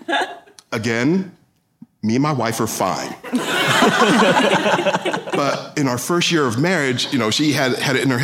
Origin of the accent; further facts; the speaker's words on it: London, United Kingdom; now in United States; I was born in London